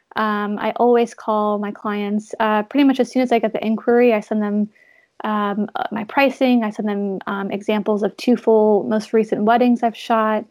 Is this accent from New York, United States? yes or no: no; North Carolina, United States; now in Los Angeles, United States; growing up in North Carolina, my parents have um, like a little lake